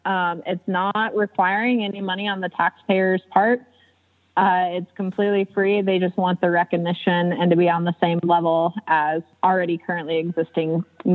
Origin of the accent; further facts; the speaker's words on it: San Antonio, Texas, United States; I grew up in San Antonio. I lived in the city, didn't have any horses